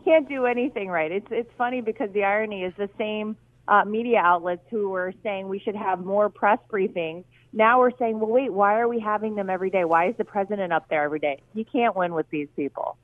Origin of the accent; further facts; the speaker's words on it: North Carolina, United States; I worked really hard to make sure it was in my home state